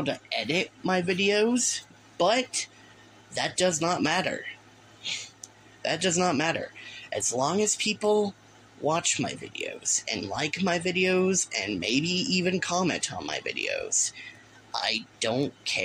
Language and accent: English; Texas, United States; each time that I say y'all, it's an indicator that I am from Texas. I am from Texas